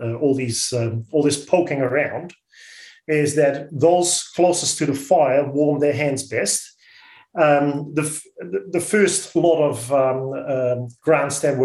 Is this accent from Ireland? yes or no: no; Netherlands; accent: Dutch; now in New Zealand; I'm an immigrant to this country. You'll hear my accent that I'm a Dutchie.